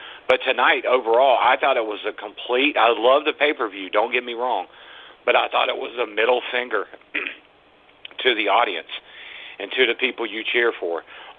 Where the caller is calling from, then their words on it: Raleigh, North Carolina, United States; … from Raleigh. How are y'all tonight?